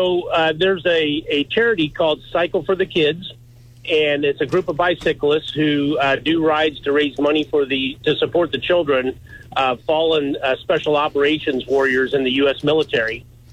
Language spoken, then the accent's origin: English; Kansas City, Missouri, United States; we grew up in the Kansas City area.